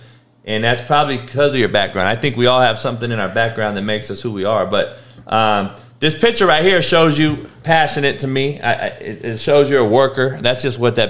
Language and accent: English; Compton, California, United States; growing up in Compton as the only white motherfucker